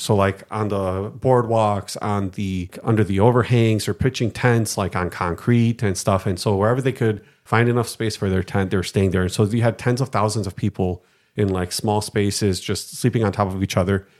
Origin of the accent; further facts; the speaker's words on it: Detroit, Michigan, United States; moved away as an adult; now in Greece; from Detroit, Michigan, born and raised